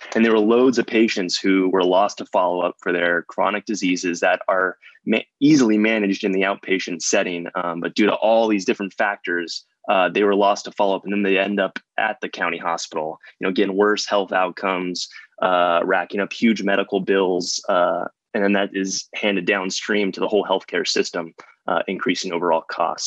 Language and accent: English; Arizona, United States; moved away as an adult; also born or lived in Chicago / New York; I'm originally from Arizona